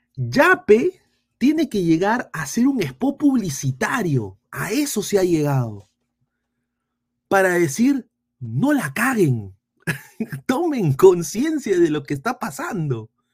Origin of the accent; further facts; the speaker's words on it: Peru; tenemos amor propio como peruanos